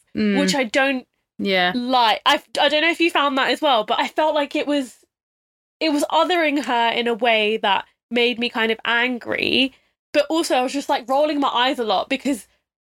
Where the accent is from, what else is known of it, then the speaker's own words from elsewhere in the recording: England, United Kingdom; there's a specific culture of being British Asian, because a lot of us came here on British passports